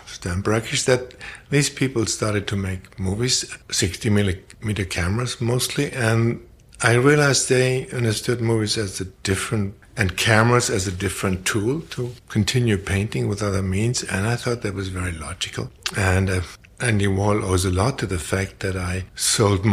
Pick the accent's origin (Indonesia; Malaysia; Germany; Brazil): Germany; moved away as an adult; also born or lived in Paris; I was born in Germany right after the Second World War in August 45, in a fateful week for the Japanese people. Grew up in post-war Germany